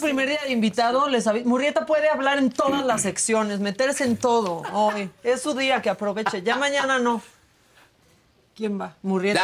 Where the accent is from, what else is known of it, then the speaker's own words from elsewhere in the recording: Tijuana, Baja California, Mexico; Yo nací en Tijuana.